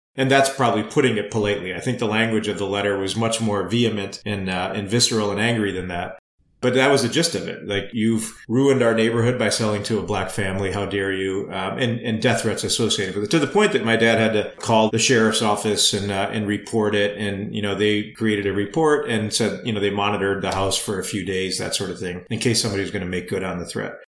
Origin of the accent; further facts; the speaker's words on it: Flint, Michigan, United States; born and raised in the United States and, and in Flint. So I always felt like a tourist in India and a native to Flint